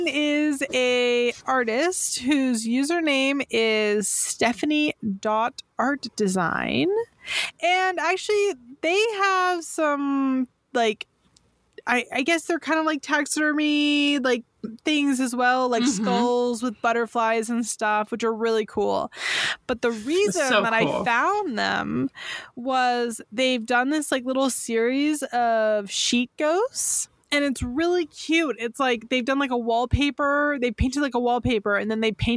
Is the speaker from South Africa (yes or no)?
no; California, United States; I'm from California